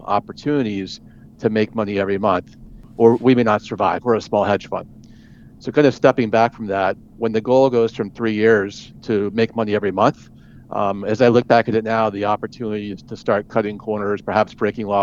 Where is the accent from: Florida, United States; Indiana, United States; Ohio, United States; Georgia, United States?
Georgia, United States; Atlanta; moved away as an adult; also born or lived in Pennsylvania; I grew up in Georgia in the Atlanta suburbs.